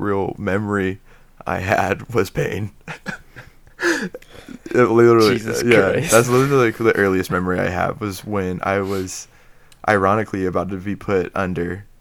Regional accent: Dayton, Ohio, United States; I was born in Dayton, Ohio

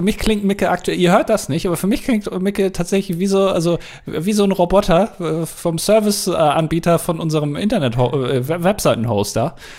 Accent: Germany; als Deutscher

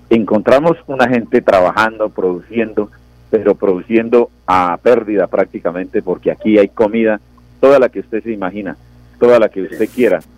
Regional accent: Concepción, Santander, Colombia; yo soy de Concepción, oriundo de este municipio

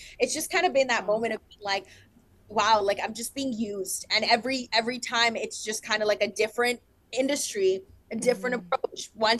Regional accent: Colombia; I'm Hispanic. I am a woman of color. I'm young. I came from Colombia.

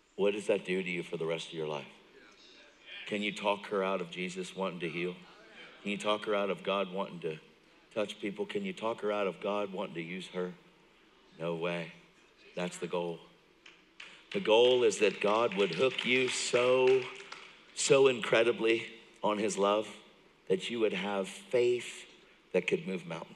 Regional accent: York, Pennsylvania, United States; I grew up in York, Pennsylvania. So I'm from Pennsylvania. I am from. I'm from York.

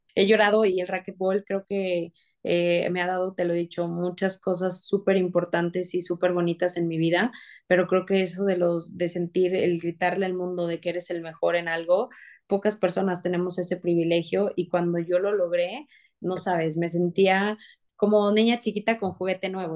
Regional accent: San Luis Potosí, Mexico; yo soy de San Luis Potosí

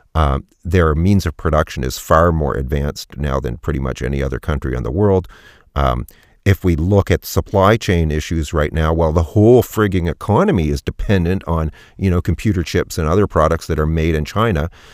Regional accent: Canada; I'm Canadian and our society is, is a little different

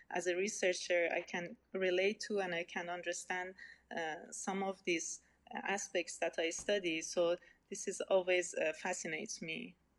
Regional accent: Iran; English is a second language; now in Germany; I was born and raised in Iran

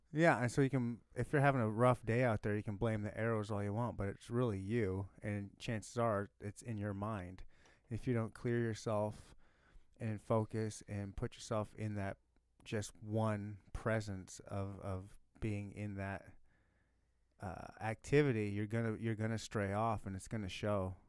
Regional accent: Michigan, United States; I was born and raised in Michigan

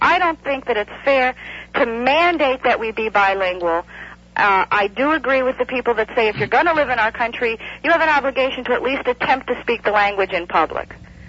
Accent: Miami, Florida, United States; also born or lived in Colorado; I grew up in Miami and I'm used to the ethnic mix

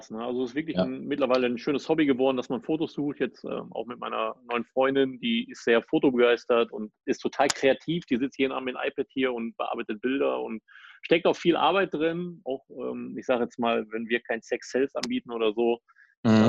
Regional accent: Düsseldorf, North Rhine-Westphalia, Germany; woher kommst du denn? Ich so aus Düsseldorf.

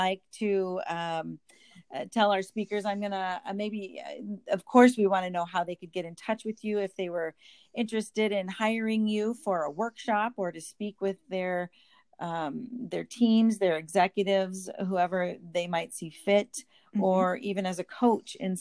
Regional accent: Nebraska, United States; I grew up in Nebraska. And so I was a big Cornhusker

